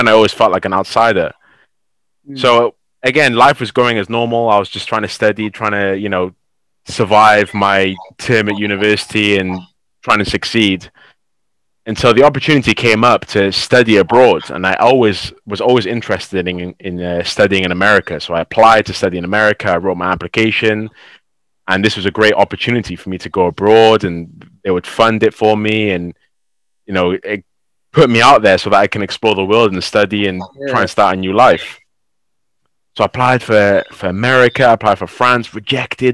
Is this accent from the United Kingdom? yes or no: yes; Cardiff, Wales, United Kingdom; also born or lived in Bristol; My hometown is Cardiff, which is only like 40 minutes away